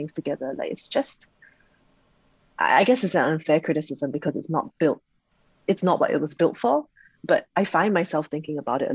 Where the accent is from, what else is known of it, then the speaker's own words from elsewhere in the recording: Singapore; I'm Singaporean